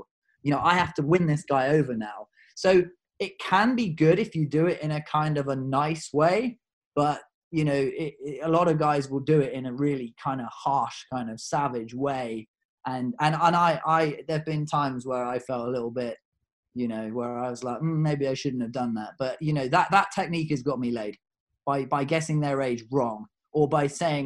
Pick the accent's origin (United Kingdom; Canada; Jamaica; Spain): United Kingdom; I'm a Brit